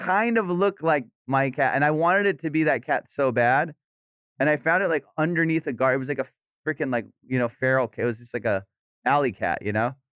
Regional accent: Orange County, California, United States; also born or lived in Iran; I grew up in Orange County. I mean, I was born in Iran, and I moved to Orange County when I was, like, five

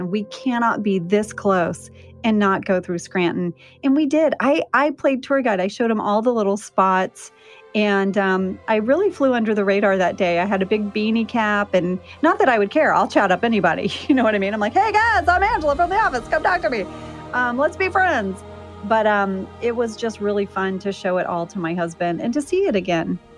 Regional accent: Jakarta, Indonesia; So, I grew up overseas. I grew up in Jakarta, Indonesia. My dad was a drilling engineer, and we would go to Bali quite a bit.

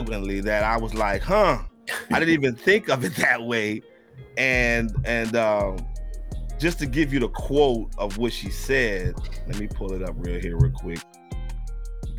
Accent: Louisiana, United States; I'm originally from Louisiana

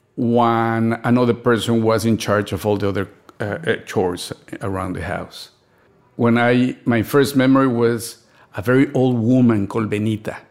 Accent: Mexico City, Mexico; A middle-class family in Mexico growing up in the sixties and the seventies

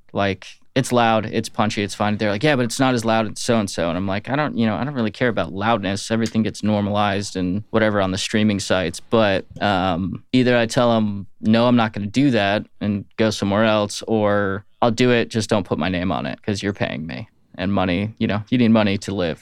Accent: Atlanta, Georgia, United States; also born or lived in Florida / Phoenix / Los Angeles / Michigan; now in Nashville, United States; I did most of my young upbringing in Atlanta

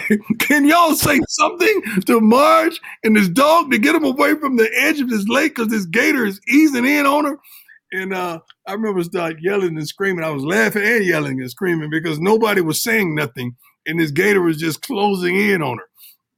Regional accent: Florida, United States; now in Texas, United States; You know, I'm from the South, man. You know, I grew up in Florida, reside in Texas.

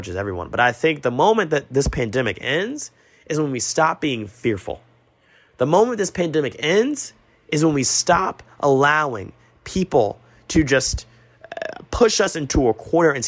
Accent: Augusta, Georgia, United States; I'm from Augusta

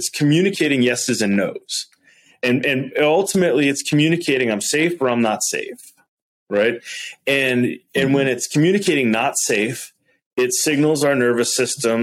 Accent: Wisconsin, United States; I'm from Wisconsin, right? I'm kind of like, you know, like a Midwest kid

